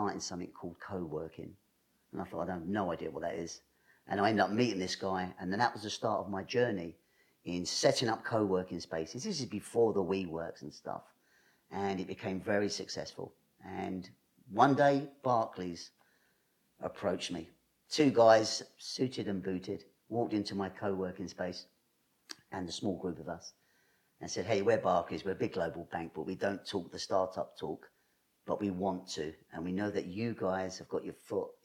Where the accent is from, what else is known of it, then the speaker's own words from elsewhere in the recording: London, United Kingdom; I was born around Kennington area